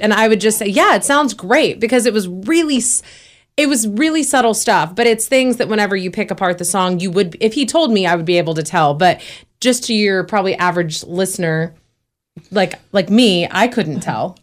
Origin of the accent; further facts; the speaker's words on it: Dallas, Texas, United States; moved away; also born or lived in Nashville; I'm from Dallas